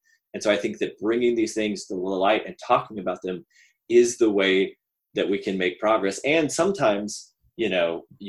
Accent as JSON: {"language": "English", "region": "the South", "country": "United States", "tie": "born or raised there", "said": "I am a cis white male, and I grew up in the South, and I grew up to wonderful religious conservative parents."}